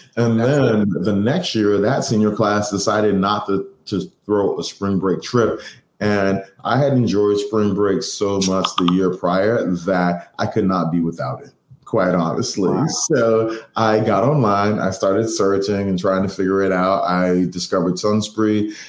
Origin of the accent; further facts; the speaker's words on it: Boston, Massachusetts, United States; I'm from Boston. I'm from Mattapan